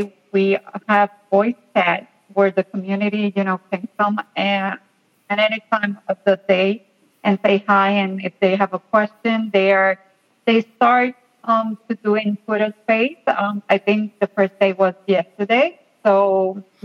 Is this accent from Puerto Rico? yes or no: yes; Puerto Rico; I'm from Puerto Rico